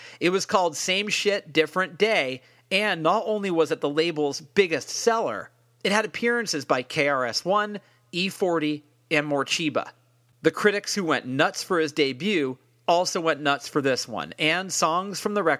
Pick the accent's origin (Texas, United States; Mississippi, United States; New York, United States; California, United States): California, United States; Berkeley; my hometown of Berkeley, California.